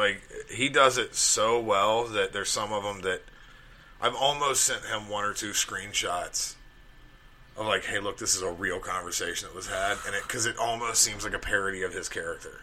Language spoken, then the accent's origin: English; Alabama, United States; growing up in Alabama